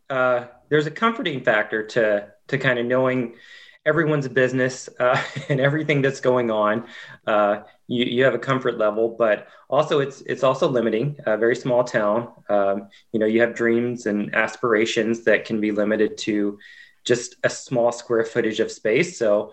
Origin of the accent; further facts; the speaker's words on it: Waverly, Tennessee, United States; accent: country accent; Actually, I grew up a little west of Nashville in a little tiny town called Waverly, Tennessee. So tried tremendously hard to drop my country accent. Some say I still have it, but yeah, from a very small town.